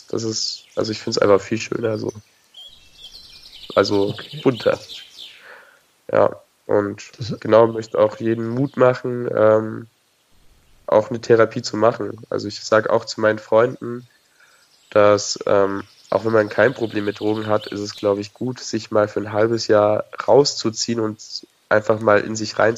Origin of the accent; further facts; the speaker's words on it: Nuremberg, Bavaria, Germany; auf jeden Fall gehe ich nicht mehr zurück in die Stadt, wo ich herkomme. Ich komme aus Nürnberg.